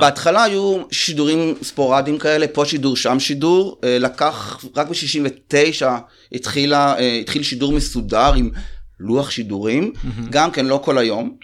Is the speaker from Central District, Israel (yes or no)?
yes; Rehovot, Central District, Israel; אנחנו מרחוב, אז זה מחולק. הצפון זה אשכנזי, ליד מכון ויצמן, הדרום זה שעריים ומר מורק. אז היינו כאילו, אני ממש ככה זוכר שבכיתה ג' לקחו אותי להפגין נגד האינטגרציה